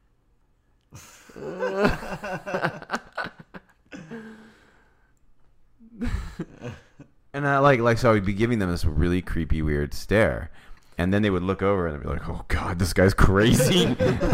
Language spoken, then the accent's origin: English; California, United States; moved away; growing up in California